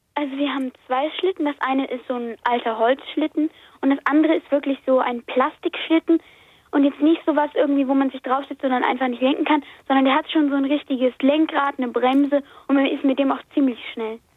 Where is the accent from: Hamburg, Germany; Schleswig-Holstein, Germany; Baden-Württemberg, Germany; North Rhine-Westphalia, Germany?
Hamburg, Germany; Ich komme aus Hamburg